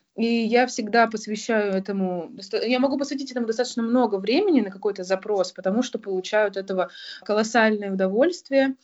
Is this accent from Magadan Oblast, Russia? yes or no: no; Novosibirsk, Novosibirsk Oblast, Russia; Я родилась в Новосибирске и начала свой путь в геологии именно там, в Новосибирском государственном университете